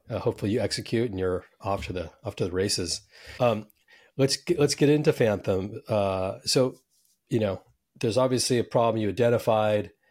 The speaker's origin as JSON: {"language": "English", "area": "Silicon Valley", "region": "California", "country": "United States", "said": "I'm from Silicon Valley"}